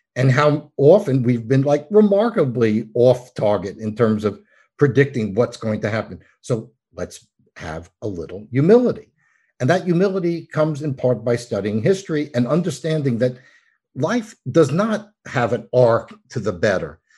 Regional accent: New York, United States; I'm from New York.

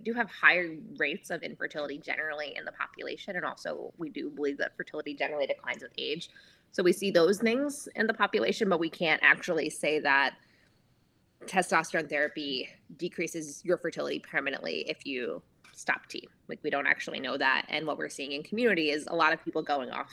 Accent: New York, United States; moved away as an adult; also born or lived in Oregon; I'm from New York originally, and I moved across the country to Oregon to train as an out-of-hospital midwife

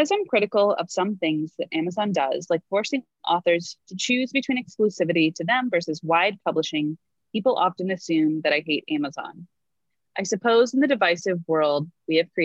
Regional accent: United States; we Americans have to pay out the wazoo

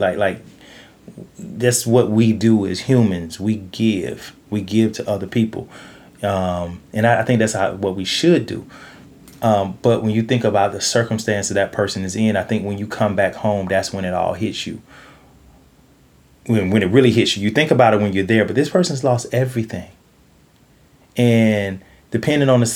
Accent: Georgia, United States; now in Los Angeles, United States; I'm from Georgia

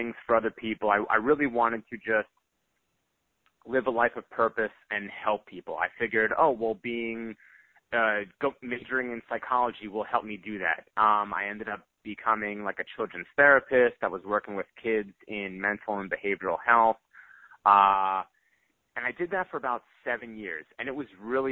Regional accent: northeastern Pennsylvania, United States; moved away as an adult; now in Texas, United States; I really wanted to do good in my home community. That was the area that I grew up

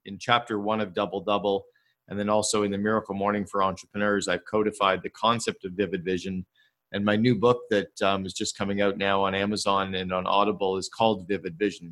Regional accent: Canada; I'm Canadian uh, and and uh, grew up with French

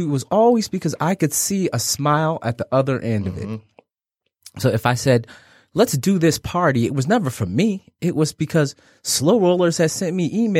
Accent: Detroit, Michigan, United States; I grew up on Plymouth and Evergreen. Mm-hmm. My house is no longer there. After that, we lived in Brightmoor.

